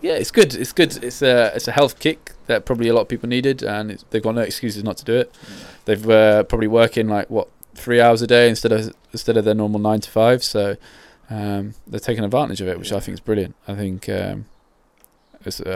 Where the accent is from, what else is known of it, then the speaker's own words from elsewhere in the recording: Croydon, London, United Kingdom; I grew up in South London, Croydon